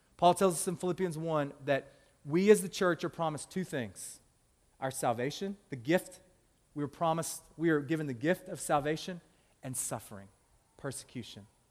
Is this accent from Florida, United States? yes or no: no; Tennessee, United States; now in Louisville, United States; I'm originally from Tennessee. Like, I love calling that my home state.